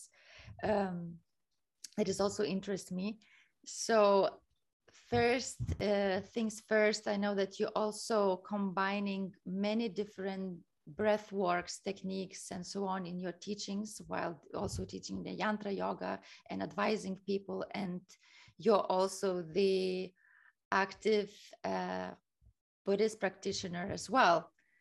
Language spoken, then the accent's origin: English; Kaunas, Kaunas County, Lithuania; now in Barcelona, Spain; my hometown in Kaunas